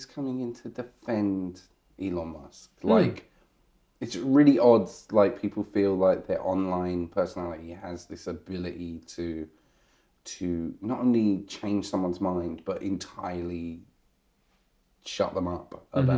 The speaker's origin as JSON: {"language": "English", "area": "Essex", "region": "East of England", "country": "United Kingdom", "tie": "born or raised there", "said": "growing up in Essex"}